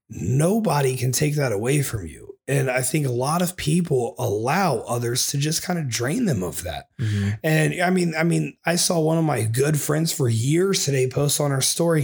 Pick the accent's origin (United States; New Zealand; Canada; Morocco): United States; Springfield; moved away; When I lived back in Springfield in my hometown, I would go visit my grandpa every week.